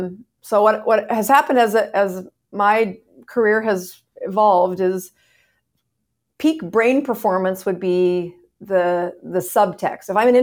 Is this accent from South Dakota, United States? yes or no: yes; South Dakota, United States; moved away as an adult; now in Florida, United States; South Dakota.